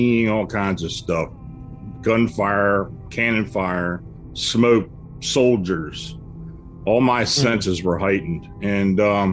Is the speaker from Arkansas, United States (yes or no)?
no; near Gettysburg, Pennsylvania, United States; moved away as an adult; also born or lived in Maryland; I was raised near Gettysburg, and I'm living back where I got raised, and lived down in Maryland for about 40 years